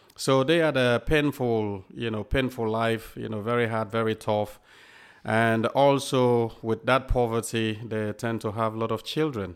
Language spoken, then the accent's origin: English; Freetown, Western Area, Sierra Leone; also born or lived in England; now in United Kingdom; I was born in Sierra Leone, and, um, grew up in Sierra Leone, obviously, and until the Civil War started